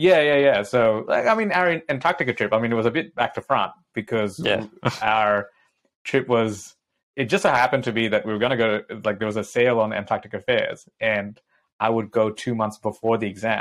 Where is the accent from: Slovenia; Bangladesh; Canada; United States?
Bangladesh; I grew up in Bangladesh in the tea gardens of Lipton, right?